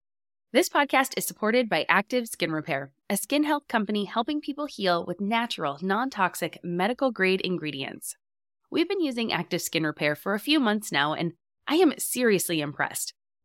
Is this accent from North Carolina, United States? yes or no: no; California, United States; I grew up in Southern California, and I mean, in high school, my style was everywhere.